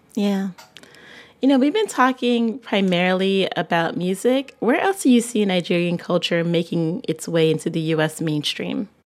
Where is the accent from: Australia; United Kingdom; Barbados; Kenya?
Barbados; I'm from Barbados